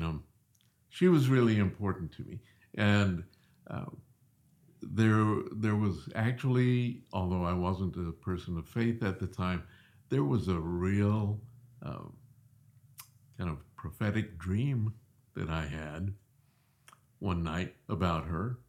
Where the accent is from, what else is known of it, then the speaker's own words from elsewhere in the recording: Southeast, United States; moved away as an adult; also born or lived in Springfield, Missouri; growing up in the Southeast, a lot of Southern Baptists